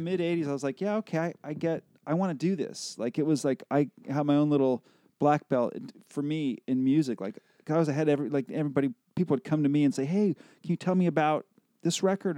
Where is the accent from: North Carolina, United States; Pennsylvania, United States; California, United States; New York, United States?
California, United States; Burbank; as a kid growing up in Burbank